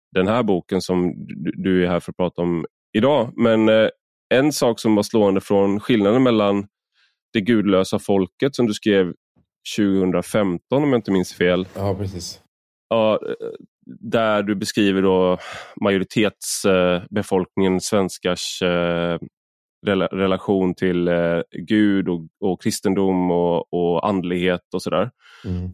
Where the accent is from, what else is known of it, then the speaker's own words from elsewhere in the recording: Sweden; also born or lived in Odense, Denmark; jag var svensk